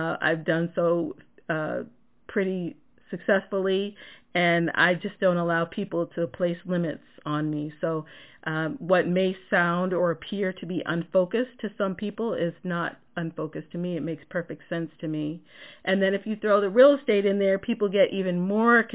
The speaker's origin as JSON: {"language": "English", "area": "just outside of Boston", "region": "Massachusetts", "country": "United States", "tie": "born or raised there", "said": "I'm a New Englander, born and raised in Massachusetts, just outside of Boston"}